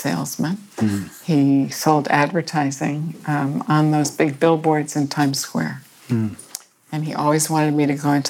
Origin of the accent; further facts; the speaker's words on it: Westport, Connecticut, United States; Westport, Connecticut. I was born, and my parents were not very young when they married each other